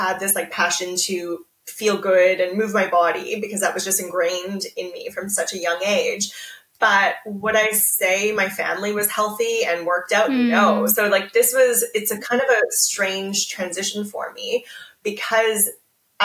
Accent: Canada; moved away as an adult; now in Australia; I'm Canadian. I have been living in Australia for 12 years now

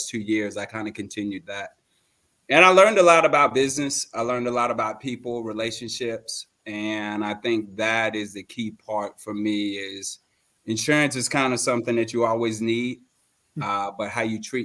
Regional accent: Fort Lauderdale, Florida, United States; I'm originally from Fort Lauderdale, Florida. I was born a premature baby.

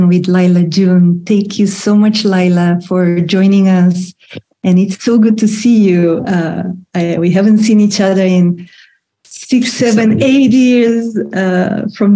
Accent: Bulgaria; now in California, United States; I'm from Bulgaria. We live in California

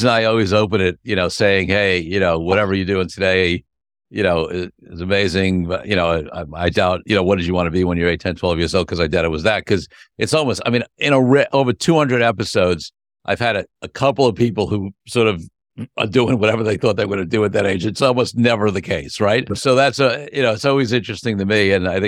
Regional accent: New York City, New York, United States; I'm a Brooklyn boy myself

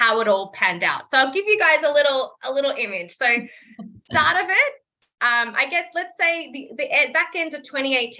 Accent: Melbourne, Victoria, Australia; I'm 25, from Melbourne, Australia

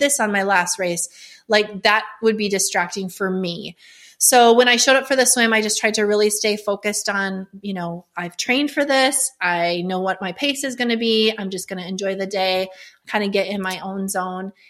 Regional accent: North Dakota, United States; I'm from North Dakota.

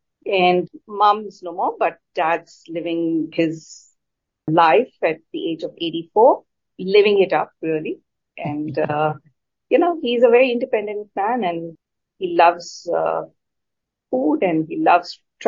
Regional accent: India; So I'm born and bred in India. I say India primarily because there was no one city that I knew for more than 3 years of my growing up years.

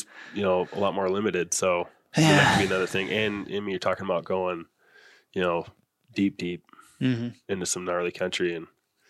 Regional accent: North Dakota, United States; moved away; I grew up in North Dakota, so I know, you know, where I grew up, I know that area so well

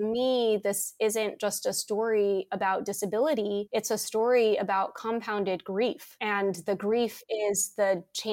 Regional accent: Bethesda, Maryland, United States; also born or lived in Washington, District of Columbia, United States; Born and raised in the US, born in Washington, DC, raised in Bethesda, Maryland

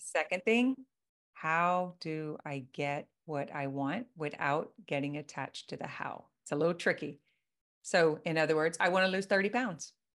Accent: Louisiana, United States; I am from Louisiana

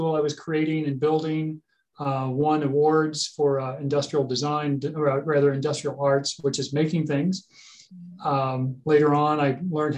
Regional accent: Costa Mesa, California, United States; my garage that we had growing up in Costa Mesa, California

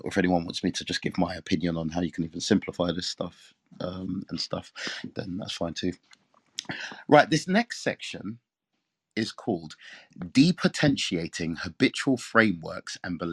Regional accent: England, United Kingdom; I'm from England

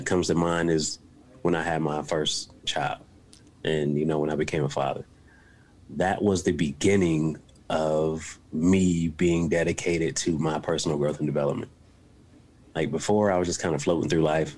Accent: Buffalo, New York, United States; now in West Virginia, United States; I'm from a rough area and on the east side of Buffalo, New York.

